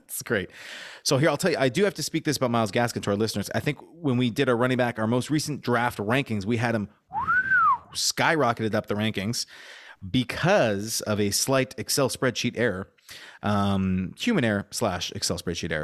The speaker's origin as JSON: {"language": "English", "town": "Montreal", "region": "Quebec", "country": "Canada", "tie": "born or raised there", "moved": "yes", "said": "when I was growing up in Montreal"}